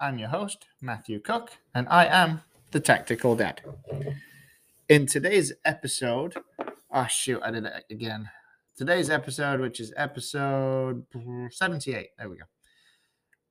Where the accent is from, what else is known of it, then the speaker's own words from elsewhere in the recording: England, United Kingdom; now in Georgia, United States; It's not where I'm from. I'm from England.